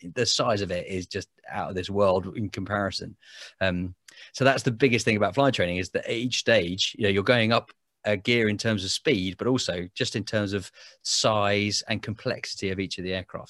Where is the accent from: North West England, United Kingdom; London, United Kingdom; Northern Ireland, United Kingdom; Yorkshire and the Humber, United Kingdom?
London, United Kingdom; Biggin Hill; I grew up in Biggin Hill in Kent